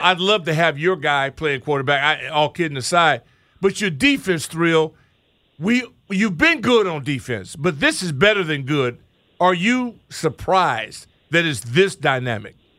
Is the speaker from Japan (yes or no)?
no; Washington, District of Columbia, United States; here in my hometown